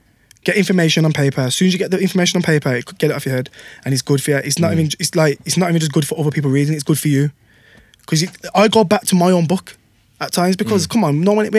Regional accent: Wolverhampton, West Midlands, United Kingdom; I'm from Park Village, I grew up on Park Village.

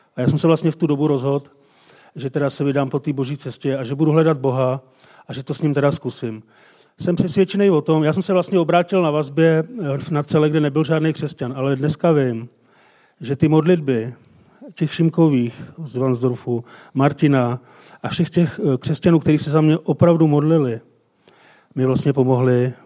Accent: Jablonec nad Nisou, Liberec Region, Czechia; z Jablonce

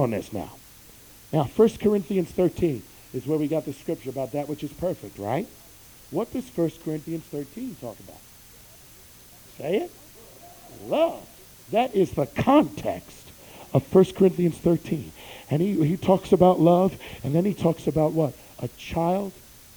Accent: New York, United States; I'm from New York

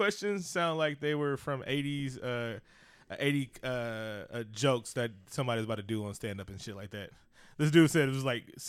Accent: California, United States; Growing up in California around Mexican, Salvadorians, all races, all nationalities of Latin people, know if I hear something wrong in Spanish.

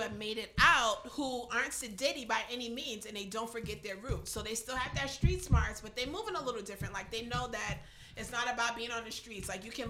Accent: New York City, New York, United States; now in Charleston, United States; Girl, I'm from the Bronx, New York.

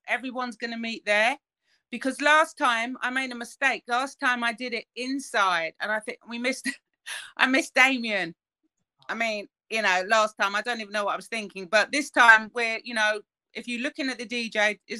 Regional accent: United Kingdom; as British citizens

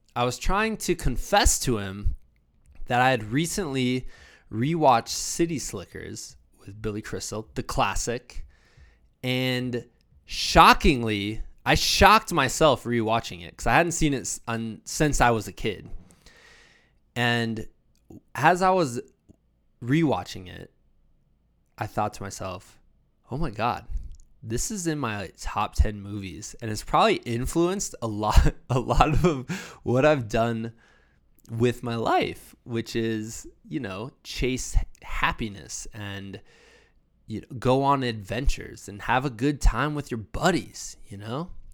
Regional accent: Iowa, United States; moved away; also born or lived in Virginia; I'm from Iowa. We didn't really have many bears.

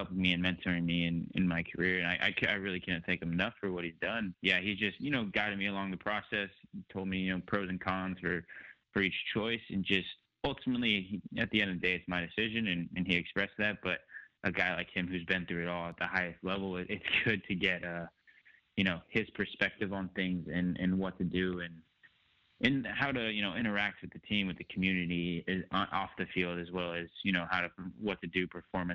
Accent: San Jose, California, United States; it's my home and that's where I grew up.

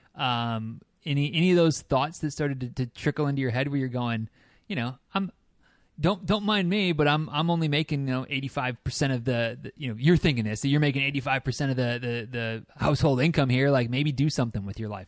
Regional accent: Michigan, United States; now in Florida, United States; I am a native Michigander

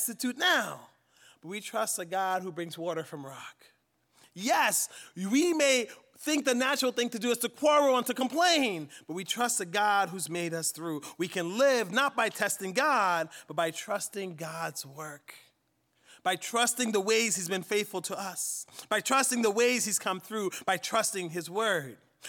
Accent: Central Pennsylvania, United States; We're from Central Pennsylvania

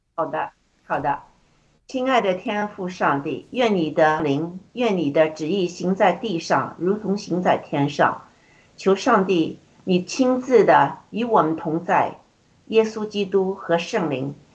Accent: China; moved away; 特别是我们从中国出来的

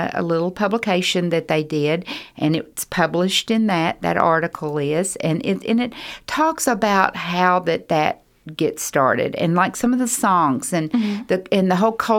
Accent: Louisville, Kentucky, United States; born there; They move when I was growing up, it was every 4 to 6 years. I think now that they stay longer at churches. But we moved around a lot. So I just say, I was born in Louisville.

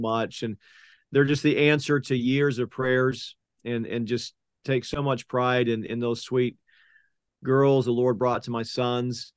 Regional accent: Oklahoma City, Oklahoma, United States; I grew up in South Oklahoma City, went to Westmore High School

